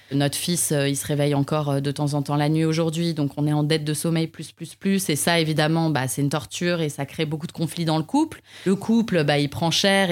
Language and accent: French; Paris, Île-de-France, France; also born or lived in Canada; en tant que Parisien